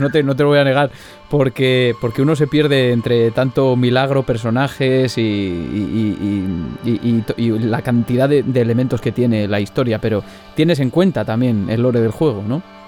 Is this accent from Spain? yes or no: yes; Zamora, Castile and León, Spain; also born or lived in Palencia; yo soy zamorano